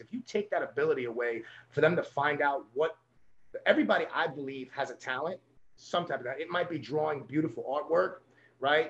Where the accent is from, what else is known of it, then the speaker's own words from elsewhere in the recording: New York City, New York, United States; I'm from a little neighborhood called Coney Island in, in Brooklyn, New York.